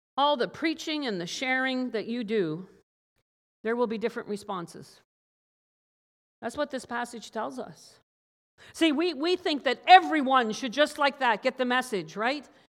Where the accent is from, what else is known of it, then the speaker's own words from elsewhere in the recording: Newfoundland and Labrador, Canada; growing up as a child in Newfoundland.